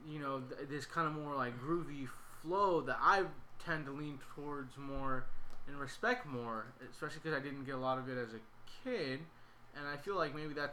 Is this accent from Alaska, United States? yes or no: no; Sacramento, California, United States; just growing up where I grew up in Sacramento, people are always trying to start their own brands